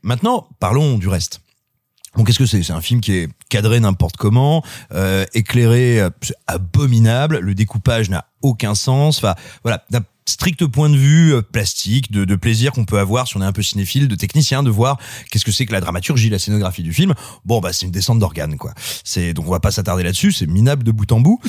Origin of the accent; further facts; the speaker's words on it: France; also born or lived in Cosne-sur-Loire / Clermont-Ferrand; quand j'étais ado à Cône-sur-Loire ou à Clermont-Ferrand